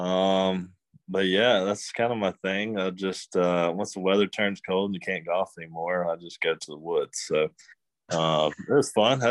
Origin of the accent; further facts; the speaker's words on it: right outside of Athens, Georgia, United States; moved away as an adult; growing up in Georgia, they don't have that. Or, you know, right outside of Athens